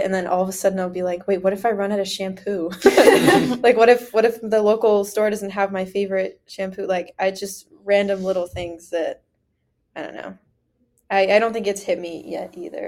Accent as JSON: {"language": "English", "town": "Mount Vernon", "region": "Ohio", "country": "United States", "said": "I'm from a public school in Ohio"}